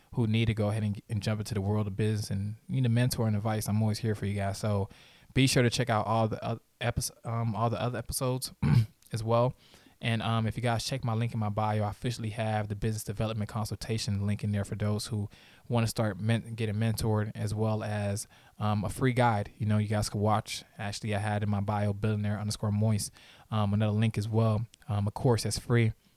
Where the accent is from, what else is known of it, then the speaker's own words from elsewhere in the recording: Haiti; I'm Haitian.